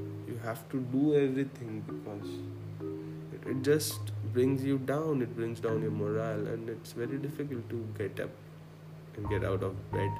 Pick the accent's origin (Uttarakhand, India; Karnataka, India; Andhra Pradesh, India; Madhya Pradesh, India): Madhya Pradesh, India; Khandwa; I come from a small town, I'm from Khandwa, and I think it was early 2004 or 2005, and we got a computer and internet